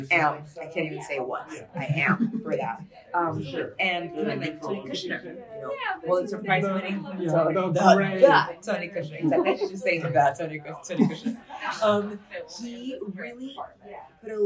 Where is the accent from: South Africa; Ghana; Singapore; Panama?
Panama; moved away as an adult; now in United States; as an immigrant here. I'm from Panama. I moved to the United States 9 years ago.